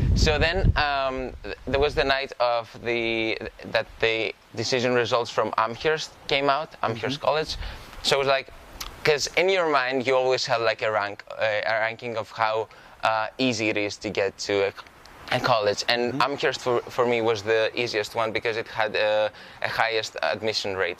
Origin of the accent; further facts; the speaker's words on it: Karditsa, Thessaly, Greece; moved away; I grew up in Karditsa, and the thing with a small city in in the central Greece